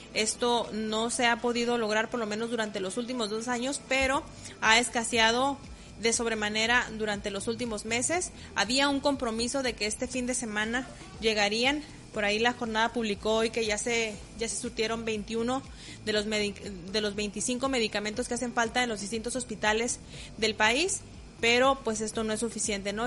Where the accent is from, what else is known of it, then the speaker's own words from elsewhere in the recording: Mexico; como mexicanos buenos que somos